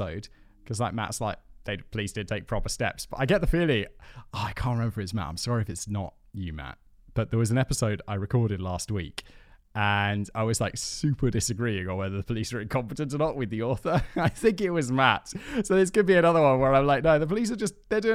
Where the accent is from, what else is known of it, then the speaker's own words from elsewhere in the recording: United Kingdom; I'm British. My country's done plenty of, you know, messed up stuff